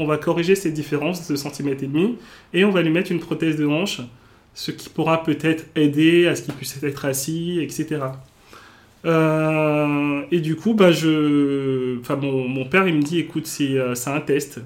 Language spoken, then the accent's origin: French; Cotonou, Littoral, Benin; also born or lived in Auxerre, France; now in Paris, France; je suis né au Bénin. Donc, le Bénin, pour ceux qui qui connaissent pas, c'est un petit pays en Afrique de l'Ouest